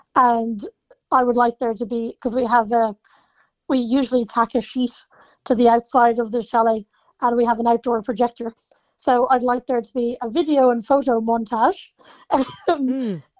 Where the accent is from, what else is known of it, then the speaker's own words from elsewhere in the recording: Ireland; especially being Irish